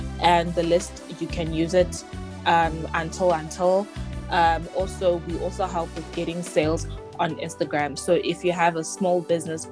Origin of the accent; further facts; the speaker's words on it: Eastern Cape, South Africa; now in Pretoria, South Africa; I am originally from the Eastern Cape, currently staying in Pretoria